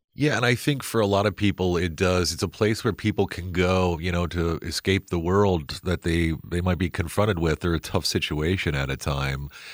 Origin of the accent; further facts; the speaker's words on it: Midwest, United States; moved away; I grew up in the Midwest, spent a lot of time there